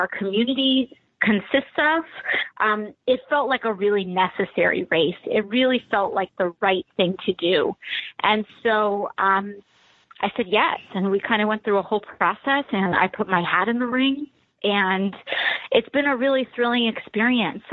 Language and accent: English; New York City, New York, United States; as a girl from the Bronx